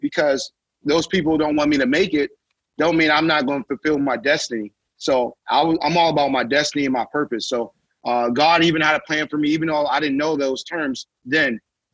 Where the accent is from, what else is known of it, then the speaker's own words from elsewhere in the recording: Youngstown, Ohio, United States; where I'm from Youngstown, Ohio, small